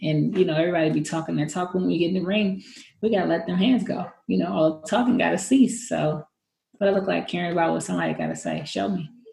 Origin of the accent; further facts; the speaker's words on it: San Francisco, California, United States; we didn't have that growing up in San Francisco